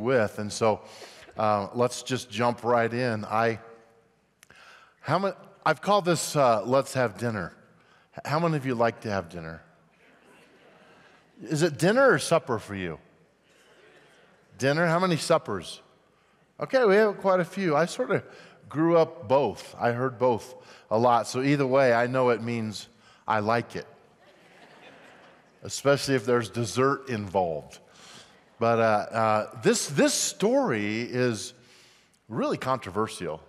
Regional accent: Grand Junction, Colorado, United States; moved away as an adult; also born or lived in Missouri / Denver; We grew up in Grand Junction, West Slope, Colorado, met in high school

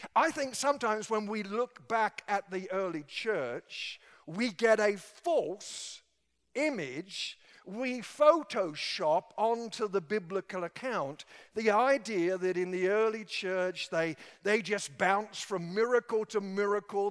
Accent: England, United Kingdom; moved away; back in my home country

